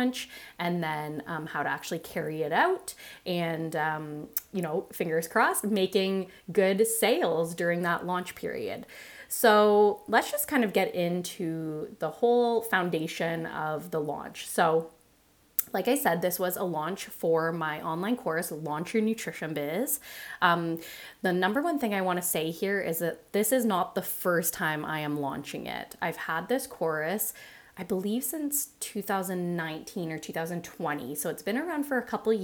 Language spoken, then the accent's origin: English; Canada; Being a Canadian myself, a Canadian nutritionist myself